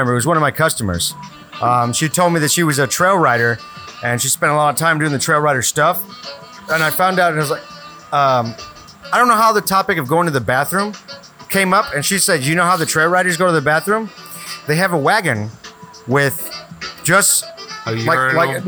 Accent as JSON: {"language": "English", "town": "Houston", "region": "Texas", "country": "United States", "said": "I'm from Spring Branch"}